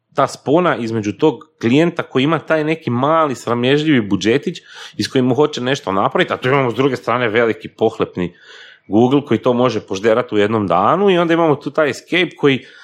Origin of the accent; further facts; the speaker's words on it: Slavonia, Croatia; ja sam slavonac, dolazim iz Slavonije